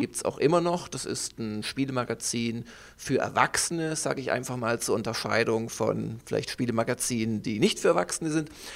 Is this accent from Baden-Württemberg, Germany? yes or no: yes; Stuttgart, Baden-Württemberg, Germany; moved away as an adult; also born or lived in Munich; Obwohl ich aus Süddeutschland komme, also ich komme aus dem Schwäbischen, aus Stuttgart